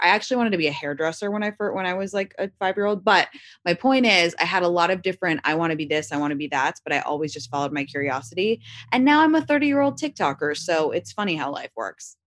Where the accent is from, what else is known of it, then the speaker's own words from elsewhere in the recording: London, United Kingdom; also born or lived in Washington, D.C.; now in Los Angeles, United States; I consider myself from London, that's m, my whole childhood where I grew up